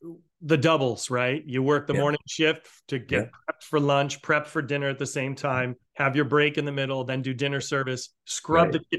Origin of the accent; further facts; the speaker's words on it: Newport, Rhode Island, United States; I grew up with Howard Johnson's. Being in Newport, Rhode Island, we had a Howard Johnson's right on East Main Road.